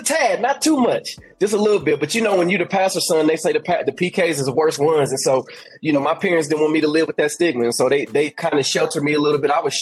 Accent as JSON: {"language": "English", "region": "Indiana", "country": "United States", "moved": "as an adult", "lives_now": "Birmingham, United States", "said": "I'm from Indiana, living in Indiana, 2014"}